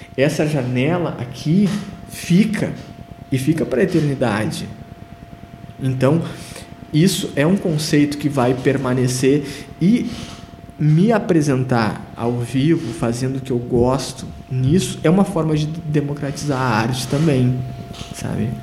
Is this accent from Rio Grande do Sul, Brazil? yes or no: yes; Rio Grande do Sul, Brazil; now in Sapiranga, Brazil; eu fui o único gaúcho convidado